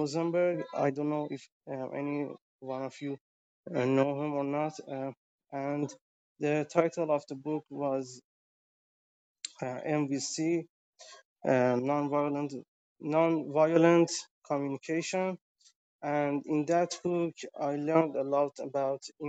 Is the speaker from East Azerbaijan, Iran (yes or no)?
no; Tehran, Tehran Province, Iran; I'm from Tehran, the capital of Iran right now